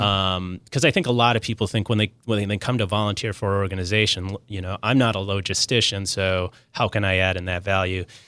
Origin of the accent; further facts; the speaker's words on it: Minnesota, United States; now in Southern California, United States; I'm a guy from Minnesota who found his way to, to SoCal